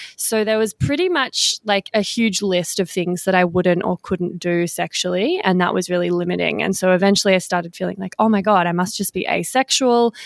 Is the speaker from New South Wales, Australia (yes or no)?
no; Victoria, Australia; now in Western Australia, Australia; I'm in Western Australia at the moment, but I am from Victoria